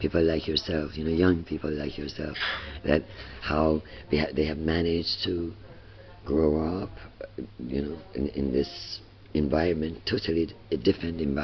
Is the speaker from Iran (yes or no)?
yes; Iran; moved away; coming from Iran